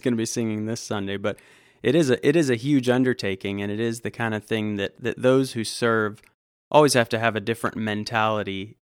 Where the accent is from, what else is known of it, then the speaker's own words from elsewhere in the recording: Southern California, United States; moved away as an adult; also born or lived in Fort Worth, Texas / Georgia; now in Woodstock, United States; I grew up in Southern California